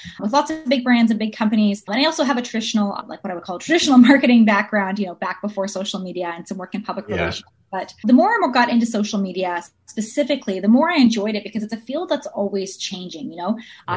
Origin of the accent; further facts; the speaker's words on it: Ontario, Canada; now in Vancouver, Canada; I'm originally from Ontario